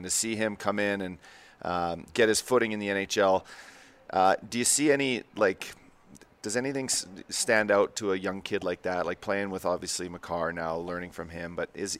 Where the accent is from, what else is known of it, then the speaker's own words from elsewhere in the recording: Canada; growing up as a Canadian